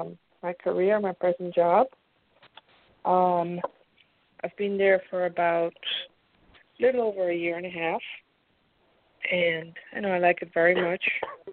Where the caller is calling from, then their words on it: Pennsylvania, United States; Hi. Pennsylvania. Hi.